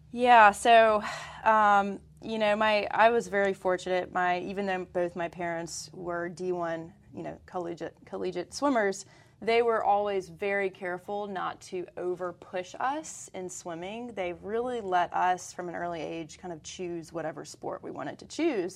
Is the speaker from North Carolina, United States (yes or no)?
yes; Greenville, North Carolina, United States; now in Charlotte, United States; I grew up in Greenville, North Carolina